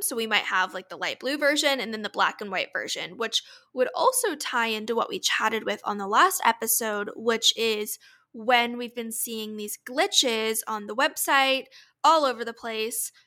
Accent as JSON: {"language": "English", "town": "Orlando", "region": "Florida", "country": "United States", "tie": "born or raised there", "moved": "yes", "said": "my hometown in Orlando"}